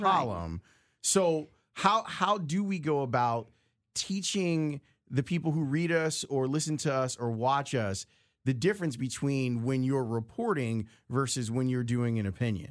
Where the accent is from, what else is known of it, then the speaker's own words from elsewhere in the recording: Chicago, Illinois, United States; I grew up on the south side of the city